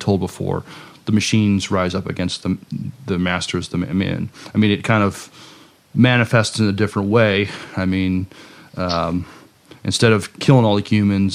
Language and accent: English; New York City, New York, United States; moved away; I'm originally from New York City